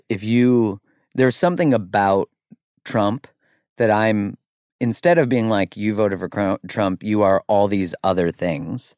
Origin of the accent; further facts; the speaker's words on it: Canada; I'm Canadian